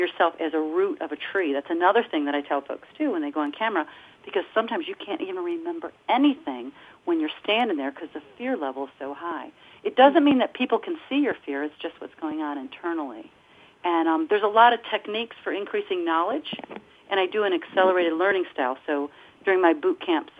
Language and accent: English; Detroit, Michigan, United States; I'm from Detroit